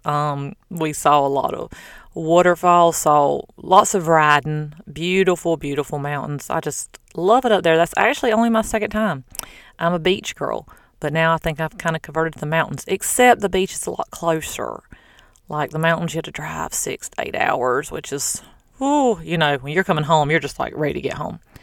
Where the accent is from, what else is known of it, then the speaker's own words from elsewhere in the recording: the South, United States; now in Florida, United States; I'm from the South